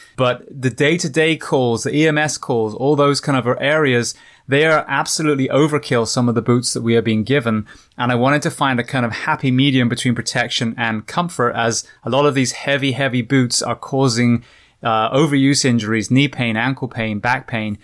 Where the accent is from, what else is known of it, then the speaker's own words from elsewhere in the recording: Bath, South West England, United Kingdom; I'm from Bath originally